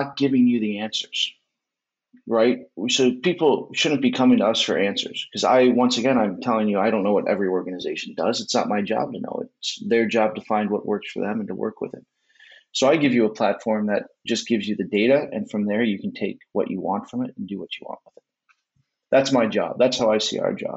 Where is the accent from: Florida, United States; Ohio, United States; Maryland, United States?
Ohio, United States; Cleveland; I am from Cleveland